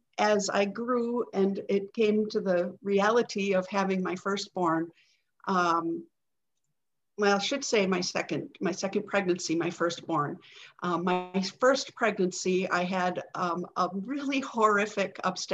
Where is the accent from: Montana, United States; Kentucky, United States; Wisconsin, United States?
Wisconsin, United States; Green Bay; I live in Green Bay, Wisconsin. This is my hometown, and I've made it my lifelong residence